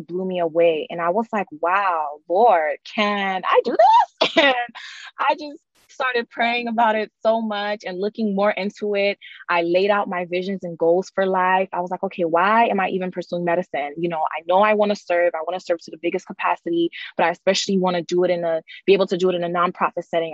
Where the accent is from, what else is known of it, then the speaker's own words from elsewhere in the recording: Miami, Florida, United States; I'm originally from Miami, Florida